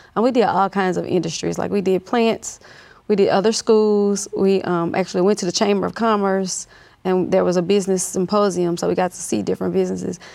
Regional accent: Monroe, Louisiana, United States; now in Baton Rouge, United States; I grew up in North Louisiana, Monroe, Louisiana

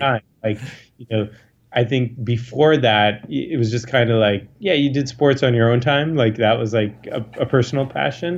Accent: United States; growing up in America

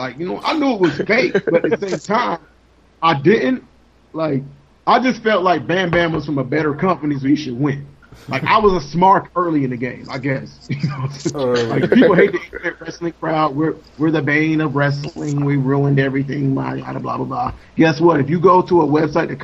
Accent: the South, United States; I'm from the South

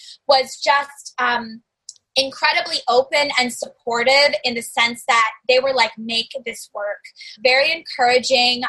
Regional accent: the South, United States; growing up in the South, family from New York

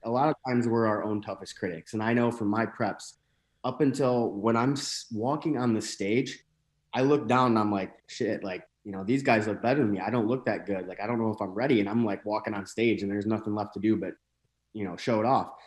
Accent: northern Michigan, United States; moved away as an adult; also born or lived in Saint Louis area, Missouri; now in St. Louis, United States; I'm from a pretty small town in northern Michigan

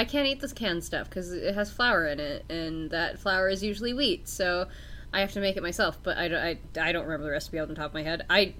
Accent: Canada; I don't care if I'm Canadian.

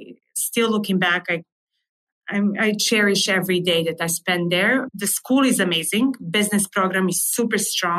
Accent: Serbia; English is a second language; moved away as an adult; also born or lived in Wyoming, United States; now in United States; So I was born and raised in Serbia.

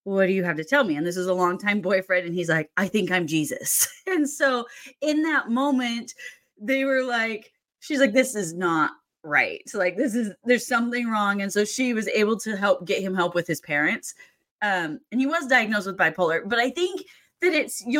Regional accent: Seattle, Washington, United States; born and raised in the Seattle area

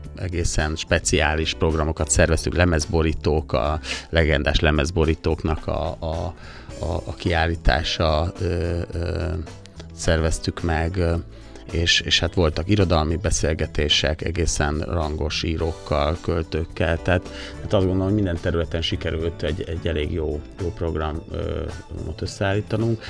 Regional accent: Sopron, Győr-Moson-Sopron, Hungary; a szülővárosunk Sopron

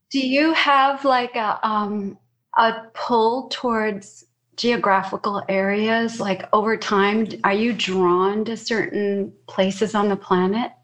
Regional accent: Chicago, Illinois, United States; I grew up in Chicago

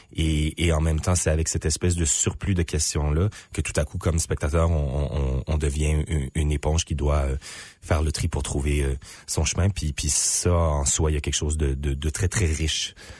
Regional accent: Moncton, New Brunswick, Canada; je suis originaire de Moncton au Nouveau-Brunswick

